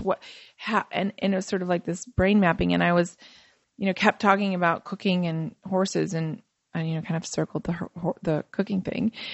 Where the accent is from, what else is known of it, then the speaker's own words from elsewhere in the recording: Fort Wayne, Indiana, United States; I grew up in Fort Wayne, Indiana, and, um, I'm Macedonian